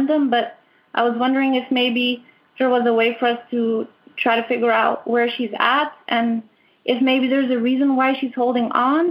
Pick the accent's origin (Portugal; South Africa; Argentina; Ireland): Portugal; I'm from Portugal. I live in Portugal, in Sintra